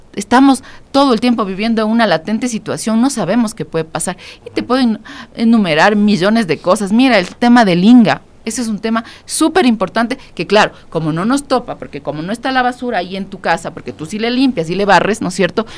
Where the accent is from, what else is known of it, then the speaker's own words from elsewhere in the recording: Quito, Pichincha, Ecuador; Nosotros empezamos este, este proyecto en el, eh, como quiteños en el 2013